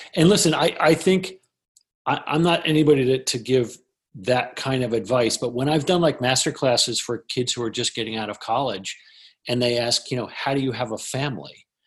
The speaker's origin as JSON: {"language": "English", "region": "New Jersey", "country": "United States", "also_born_or_lived": "Hoboken, New Jersey", "said": "I'm a guy from Jersey"}